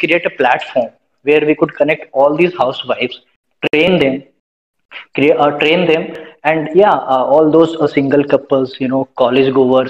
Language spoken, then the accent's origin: English; Dumka, Jharkhand, India; also born or lived in Udaipur; And so I'm from Jharkhand. It's Dumka is a teeny place in Jharkhand, Dumka. Mm-hmm. So I'm staying at my hometown.